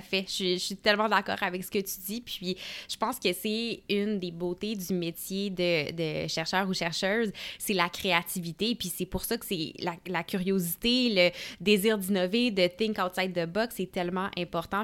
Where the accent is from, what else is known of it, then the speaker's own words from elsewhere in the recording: Gatineau, Quebec, Canada; je suis originaire de Gatineau, donc il est juste à côté d'Ottawa.